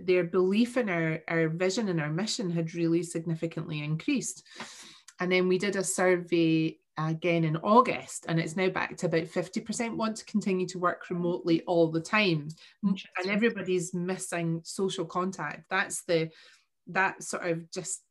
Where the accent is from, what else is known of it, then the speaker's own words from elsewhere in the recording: Stirling, Scotland, United Kingdom; also born or lived in Cumbernauld; we moved from Cumbernauld to Stirling